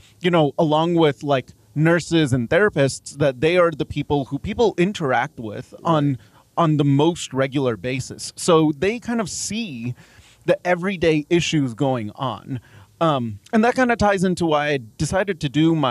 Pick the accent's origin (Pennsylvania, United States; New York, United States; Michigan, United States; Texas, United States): Texas, United States; Dallas; also born or lived in Mumbai, India; now in Lubbock, United States; I grew up in Dallas